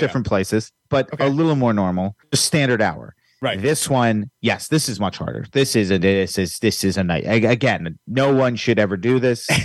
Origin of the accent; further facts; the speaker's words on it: Virginia, United States; now in Los Angeles, United States; I'm from Virginia